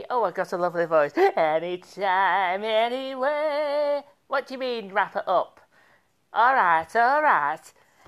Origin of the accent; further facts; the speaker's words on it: Birmingham, West Midlands, United Kingdom; I'm from Birmingham originally, but I'm proud of my roots.